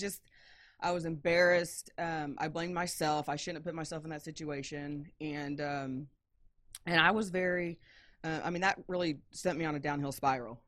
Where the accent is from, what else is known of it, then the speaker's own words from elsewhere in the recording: Indiana, United States; moved away as an adult; I am originally from Indiana